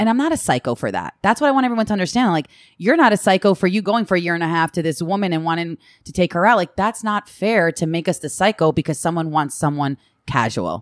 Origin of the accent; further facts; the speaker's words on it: Long Island, New York, United States; I came from Long Island and from a privileged